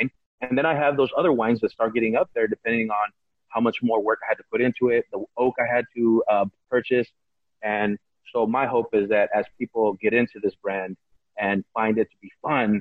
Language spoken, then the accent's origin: English; California, United States; I'm an American citizen. I was born here, and I have I was raised on American pop culture